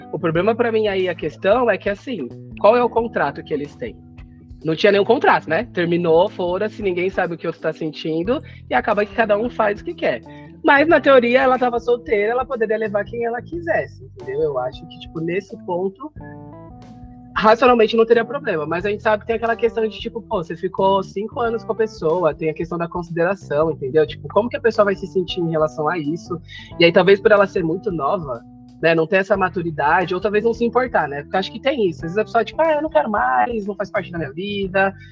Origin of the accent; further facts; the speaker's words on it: São Paulo, Brazil; eu sou daqui de São Paulo, Zona Sul